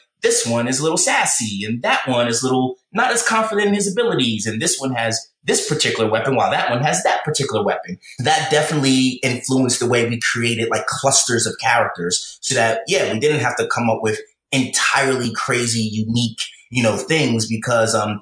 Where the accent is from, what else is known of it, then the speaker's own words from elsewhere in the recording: New York City, New York, United States; I grew up in the Bronx. I love growing up in the Bronx in New York City